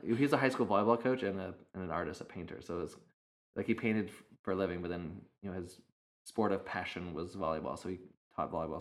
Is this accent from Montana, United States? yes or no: no; Idaho, United States; also born or lived in Arizona; now in California, United States; growing up in Idaho and in Arizona, there was, I mean, a lot of open space